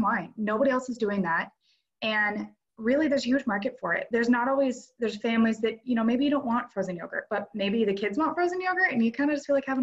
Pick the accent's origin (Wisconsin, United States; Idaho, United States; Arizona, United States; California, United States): Idaho, United States; North; So I'm an Idaho native. I've grown up and lived, born and raised in North Idaho my whole life